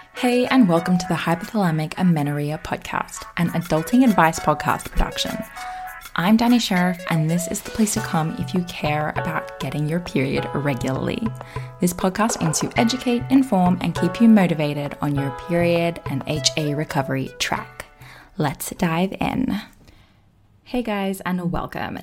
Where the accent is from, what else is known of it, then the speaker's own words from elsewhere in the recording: Australia; now in Austin, United States; I am from Australia, but I live in the States now